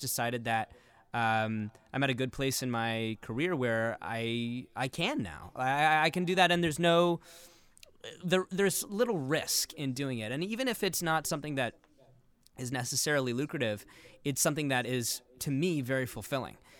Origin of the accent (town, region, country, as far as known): Los Angeles, California, United States; born or raised there; also born or lived in Santa Monica